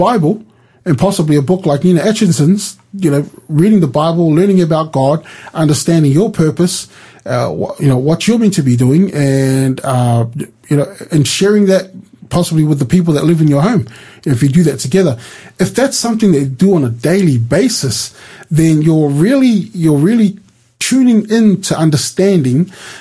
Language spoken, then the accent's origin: English; New Zealand; I was born in New Zealand.